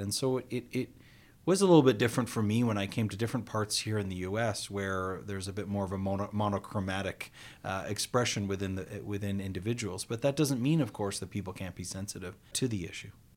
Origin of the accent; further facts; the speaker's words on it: Canada; I was born here in North America and Canada.